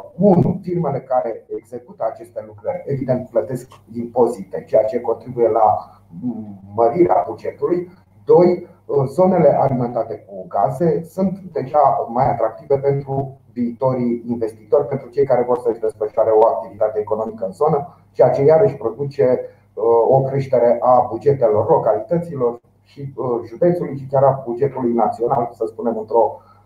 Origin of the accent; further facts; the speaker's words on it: Romania; noi suntem români și avem experiențe în această țară